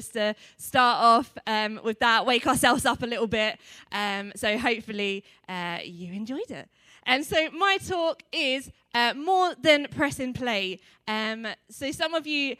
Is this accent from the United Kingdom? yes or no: yes; Essex, East of England, United Kingdom; moved away as an adult; now in Coventry, United Kingdom; I'm originally from Essex